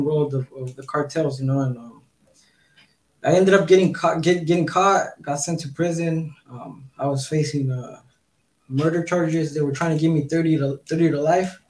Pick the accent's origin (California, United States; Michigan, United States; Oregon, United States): California, United States; Southern; now in Mexico; I grew up in California, Southern California